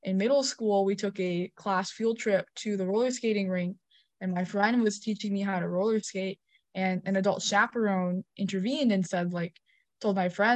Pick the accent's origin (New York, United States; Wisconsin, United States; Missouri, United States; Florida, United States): Wisconsin, United States; Milwaukee; first language English; I grew up in Milwaukee